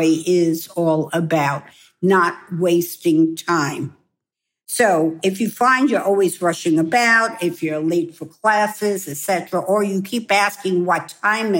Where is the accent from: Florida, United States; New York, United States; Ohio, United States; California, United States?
New York, United States; moved away as an adult; also born or lived in Hong Kong; I am a New Yorker